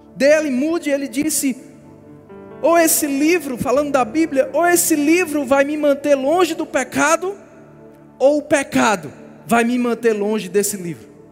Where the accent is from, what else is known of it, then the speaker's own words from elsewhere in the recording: Brazil; Nasci no Brasil